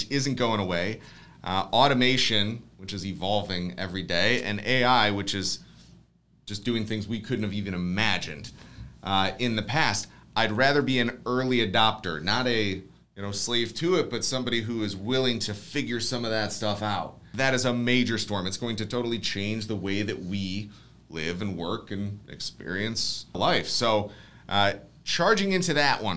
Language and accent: English; Ohio, United States; we're from Ohio